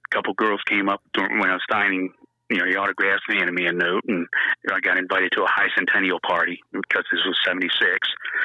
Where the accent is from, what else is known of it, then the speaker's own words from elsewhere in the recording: New Jersey, United States; yeah, and I'm from Jersey.